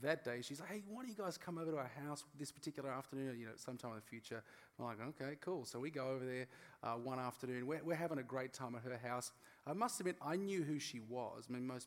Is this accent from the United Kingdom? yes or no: no; Australia; I'm Australian